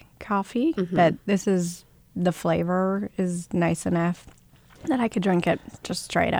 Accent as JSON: {"language": "English", "town": "Miami", "region": "Florida", "country": "United States", "tie": "born or raised there", "moved": "as an adult", "lives_now": "Jacksonville, United States", "said": "I'm from Miami"}